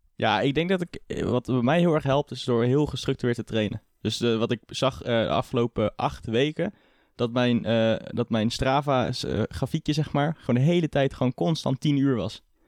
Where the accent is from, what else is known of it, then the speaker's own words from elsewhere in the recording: Culemborg, Gelderland, Netherlands; Ik kom uit Culemborg.